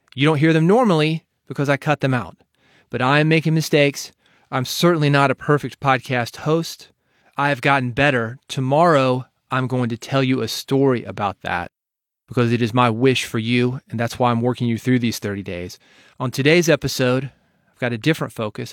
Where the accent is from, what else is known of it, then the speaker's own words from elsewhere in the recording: Nashville, Tennessee, United States; I'm from Nashville